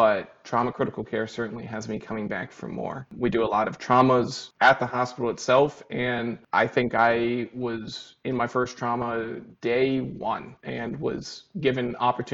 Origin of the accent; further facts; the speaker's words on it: Bangor, Maine, United States; moved away as an adult; also born or lived in Western Massachusetts / Upstate New York; I'm originally from Maine to Bangor